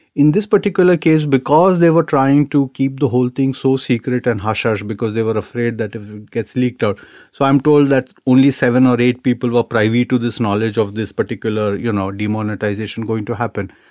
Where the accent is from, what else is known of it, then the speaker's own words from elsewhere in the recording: India; we are Indian society